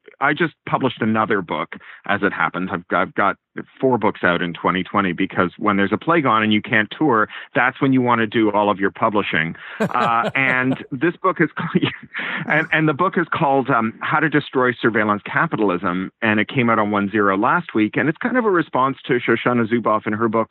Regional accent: Canada; also born or lived in United Kingdom; now in California, United States; I am an expat twice over. I was a Canadian and then a Briton, and now I'm a Californian

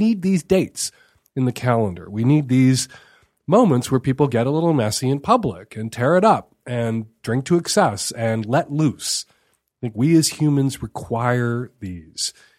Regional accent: Chicago, Illinois, United States; moved away; I grew up in Chicago

